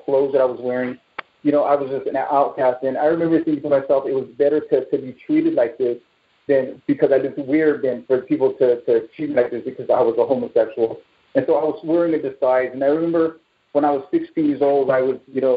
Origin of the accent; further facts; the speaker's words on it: Bay Area, California, United States; I'm from the Bay Area here in California